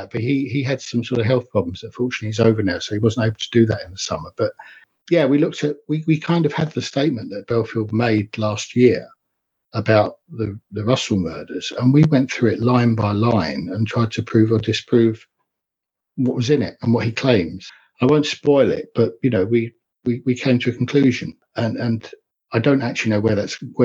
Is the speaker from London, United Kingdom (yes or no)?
yes; Enfield, London, United Kingdom; I grew up in North London in Enfield